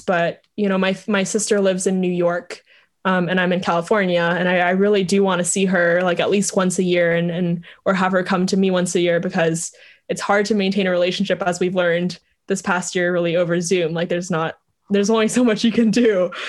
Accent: Vietnam; moved away; I grew up in Vietnam

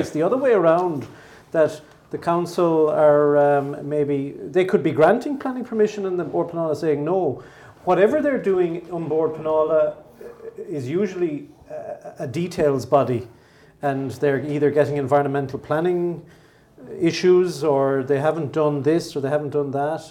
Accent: Mallow, County Cork, Ireland; not too far from my hometown, Mallow

